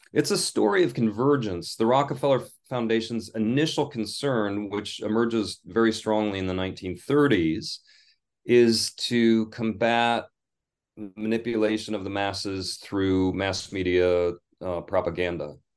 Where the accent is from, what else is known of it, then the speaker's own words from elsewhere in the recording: Michigan, United States; I'm from the United States. I was born in Michigan